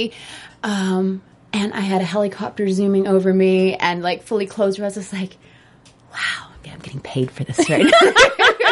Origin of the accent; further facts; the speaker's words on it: Alaska, United States; moved away; I grew up in Alaska when I was really young